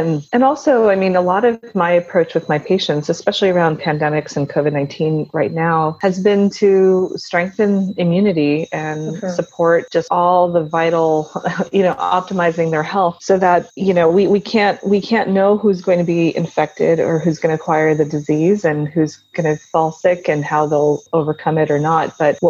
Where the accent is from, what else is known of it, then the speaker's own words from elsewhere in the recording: Gujarat, India; born there; Well, so I was born in India, in the state of Gujarat.